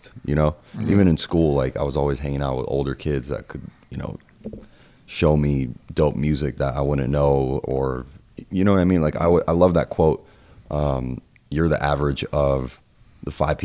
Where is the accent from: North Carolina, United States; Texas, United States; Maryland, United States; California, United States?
California, United States; Los Angeles; I grew up in the Valley in Encino.